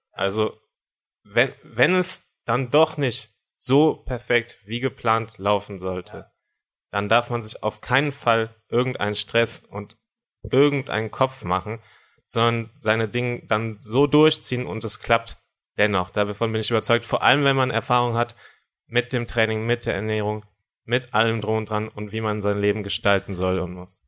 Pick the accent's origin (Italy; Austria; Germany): Germany; Cologne, North Rhine-Westphalia; ich komme aus Köln